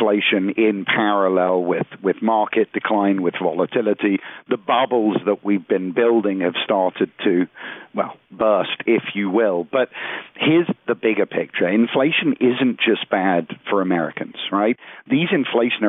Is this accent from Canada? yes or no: no; United Kingdom; now in United States; I'm originally from the United Kingdom.